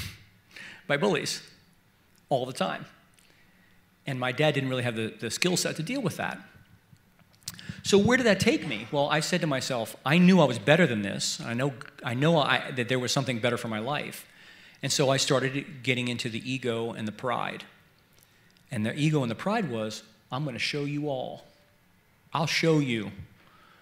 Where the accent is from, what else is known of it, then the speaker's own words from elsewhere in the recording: Baltimore, Maryland, United States; I was born in Baltimore, Maryland, and I grew up about a mile from the city line